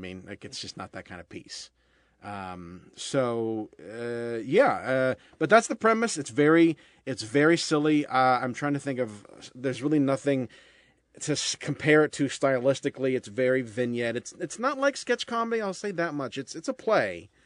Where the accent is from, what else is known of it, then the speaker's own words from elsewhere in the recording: Columbus, Ohio, United States; I'm originally from Columbus, Ohio.